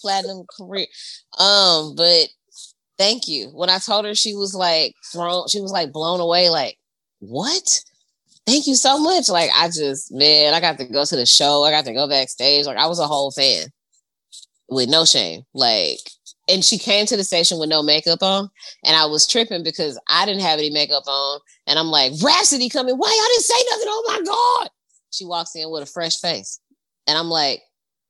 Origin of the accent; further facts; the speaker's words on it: Shreveport, Louisiana, United States; moved away; also born or lived in Toledo; I'm from Shreveport. Like, I need you to understand that, like, I'm not from here. I'm from down there.